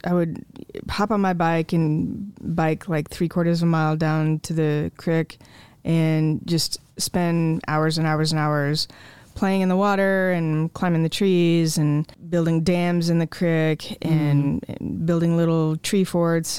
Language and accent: English; Jesup, Iowa, United States; also born or lived in Marengo, Iowa; I grew up in Jessup on the small family farm, um, just south of town